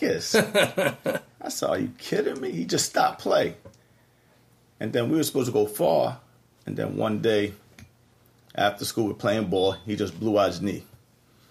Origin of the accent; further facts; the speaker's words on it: Elmont, New York, United States; also born or lived in Queens, New York; middle school, I went to IS-59 Queens. We had no basketball there, just a little intramural thing going on. Then I moved to Elmont, played point guard out here, 2 years on the varsity